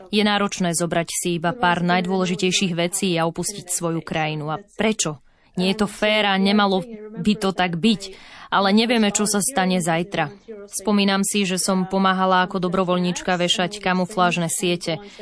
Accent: Lviv, Lviv Oblast, Ukraine; Pochádzam z Lvova na západe

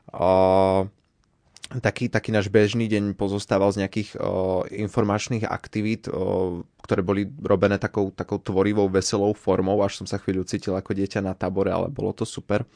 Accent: Martin, Žilina Region, Slovakia; moved away as an adult; also born or lived in Rakovo; now in Banská Bystrica, Slovakia; Pochádzam z Martina, ale študujem momentálne tu v Banskej Bystrici

